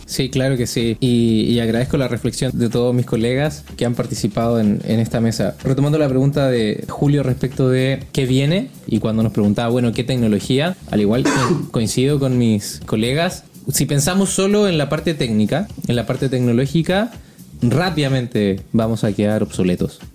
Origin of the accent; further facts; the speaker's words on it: Chile; now in Mexico; yo, que soy chileno, extranjero viviendo en México